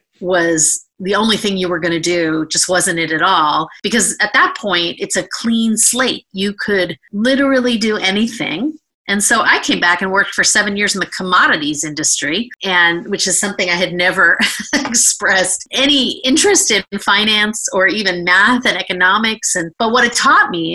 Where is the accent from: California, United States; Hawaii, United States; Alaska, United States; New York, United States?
California, United States; San Francisco Bay Area; I was born and raised in the San Francisco Bay Area to parents who were both immigrants